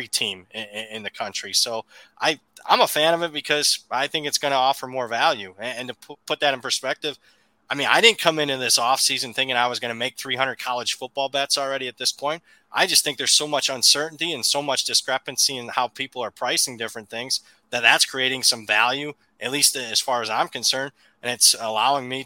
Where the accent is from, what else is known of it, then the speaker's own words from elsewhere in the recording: Big Ten country, Midwest, United States; moved away; I grew up in Big Ten country